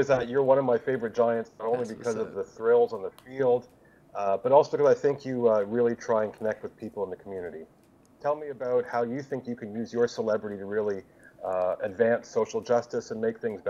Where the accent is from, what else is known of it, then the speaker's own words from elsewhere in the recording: Vancouver, British Columbia, Canada; I'm from Vancouver, Canada.